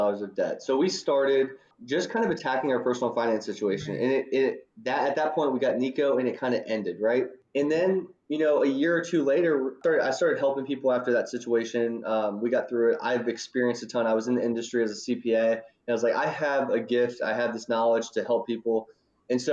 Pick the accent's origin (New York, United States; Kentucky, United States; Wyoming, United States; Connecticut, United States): Kentucky, United States; Northern; also born or lived in Louisville, Kentucky; I grew up in Northern Kentucky, and I went down to the University of Louisville for college